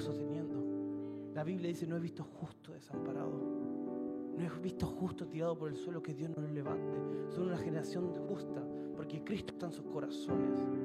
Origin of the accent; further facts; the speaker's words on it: Argentina; moved away as an adult; now in Rosario, Argentina; Nosotros venimos de un pueblo donde somos 3.000 personas